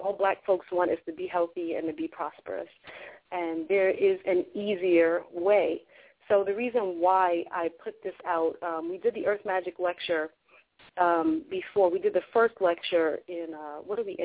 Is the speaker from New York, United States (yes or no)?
yes; New York City, New York, United States; also born or lived in Long Island; I was born in Hollis. And I was born in Hollis through crack era and all that craziness in Hollis. And that's where I was born. I was raised there until about the age of 10, 11. And then we moved out to Long Island